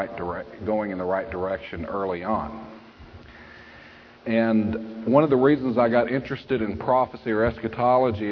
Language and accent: English; Texas, United States; also born or lived in Prince George's County, Maryland; I'm basically from Texas. And back in the early 70s, I grew up Southern Baptist like all good Texans used